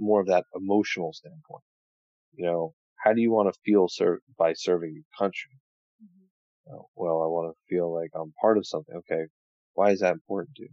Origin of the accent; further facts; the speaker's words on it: New Jersey, United States; I'm from New Jersey